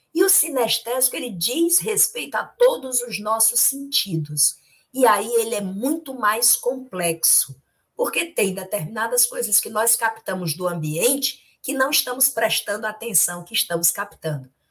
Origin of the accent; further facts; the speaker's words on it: Itapajé, Ceará, Brazil; quando eu era criança pequena, lá em Tapajé